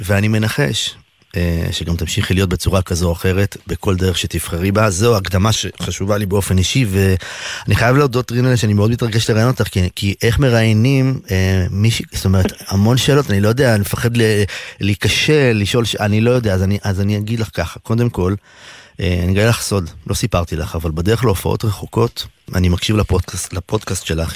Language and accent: Hebrew; Ein Carmel, Haifa District, Israel; אצלנו בקיבוץ, בקיבוץ בעין כרמל